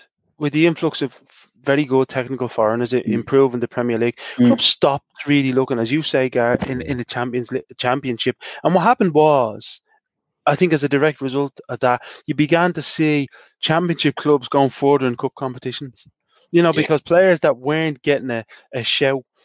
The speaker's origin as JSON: {"language": "English", "country": "Ireland", "also_born_or_lived": "England", "said": "I come from Ireland where you couldn't think of anything of yourself"}